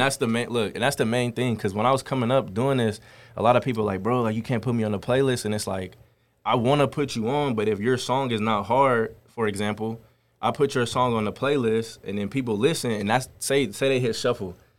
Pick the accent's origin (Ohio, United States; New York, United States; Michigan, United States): Ohio, United States; Cincinnati; also born or lived in Columbus, Ohio; I was raised in Cincinnati, Ohio